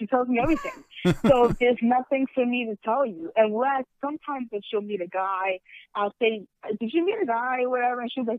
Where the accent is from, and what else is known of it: New York, United States; born or raised there; moved away as an adult; also born or lived in Manhattan, New York; now in New Jersey, United States